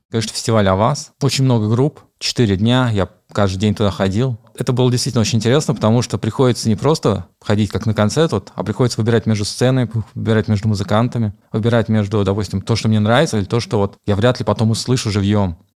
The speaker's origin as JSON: {"language": "Russian", "town": "Kazan", "region": "Tatarstan", "country": "Russia", "tie": "born or raised there", "said": "хоть я здесь не родился, но это, в принципе, мой родной город. Я здесь вырос, провел почти большую часть своей жизни."}